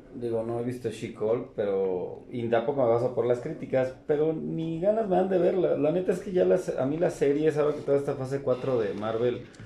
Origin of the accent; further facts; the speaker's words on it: Mexico; como mexicano lo digo